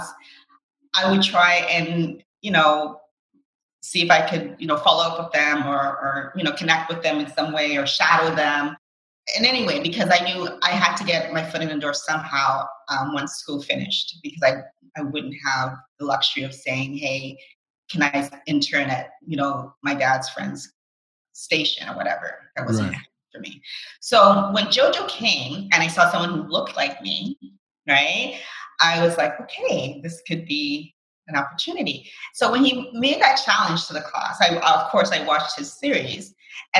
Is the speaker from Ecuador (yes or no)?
no; Canada; growing up in Canada